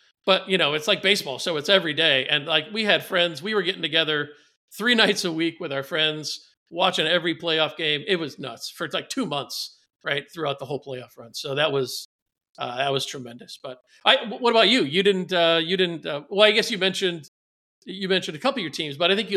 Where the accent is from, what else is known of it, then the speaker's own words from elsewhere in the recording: Bay Area, California, United States; moved away as an adult; also born or lived in St. Louis, Missouri; now in London, United Kingdom; I grew up in the Bay Area